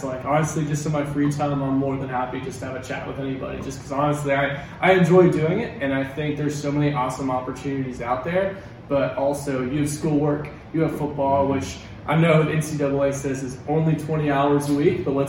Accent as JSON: {"language": "English", "town": "Atlanta", "region": "Georgia", "country": "United States", "said": "Yeah, man. So I'm from Atlanta."}